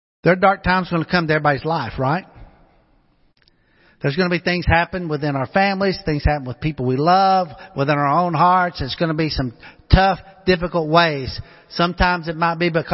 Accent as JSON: {"language": "English", "town": "Pocahontas", "region": "Arkansas", "country": "United States", "tie": "born or raised there", "moved": "yes", "said": "where I grew up back home in Pocahontas, Arkansas"}